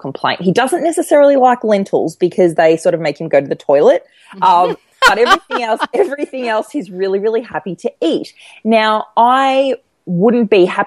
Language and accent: English; Melbourne, Victoria, Australia; I live in Melbourne and I grew up in Melbourne